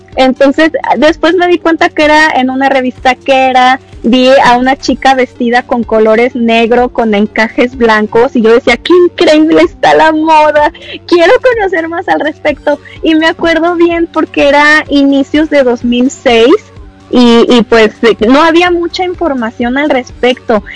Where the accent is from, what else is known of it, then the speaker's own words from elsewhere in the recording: Mexico; me di a conocer eh, tanto en mi país